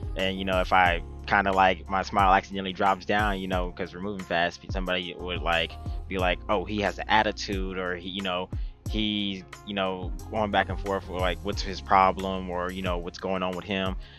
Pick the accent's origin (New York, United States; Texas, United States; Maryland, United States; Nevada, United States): Nevada, United States; Las Vegas; I'm born and raised in Las Vegas, Nevada